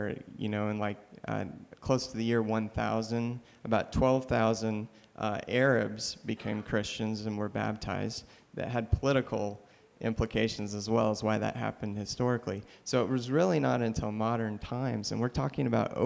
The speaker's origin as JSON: {"language": "English", "town": "Kansas City", "country": "United States", "tie": "born or raised there", "said": "somebody like me growing up in Kansas City"}